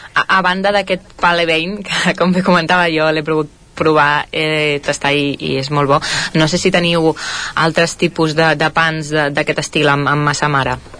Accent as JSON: {"language": "Catalan", "town": "Caldes de Montbui", "region": "Catalonia", "country": "Spain", "said": "jo sóc calderina de Caldes de Montbui"}